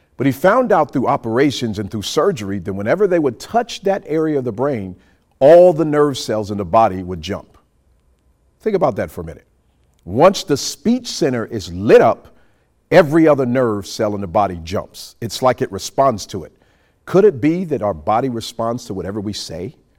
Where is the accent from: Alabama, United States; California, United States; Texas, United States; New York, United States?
New York, United States; New York City; now in Montgomery, United States; We grew up in New York City